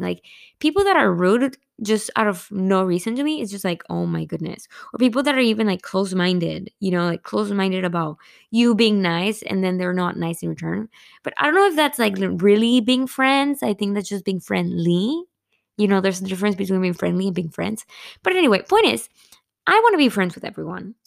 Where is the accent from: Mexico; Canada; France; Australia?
Mexico; Monterrey, Nuevo León; moved away; I'm from Monterrey